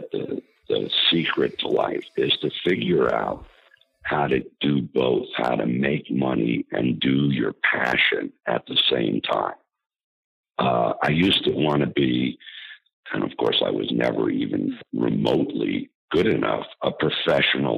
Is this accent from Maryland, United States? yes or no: no; Scarsdale, New York, United States; I grew up in Scarsdale, which is, as you know, here in New York